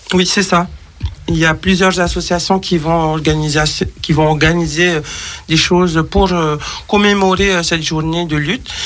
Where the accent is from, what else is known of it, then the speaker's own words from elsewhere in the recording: French Polynesia; je suis de Tahiti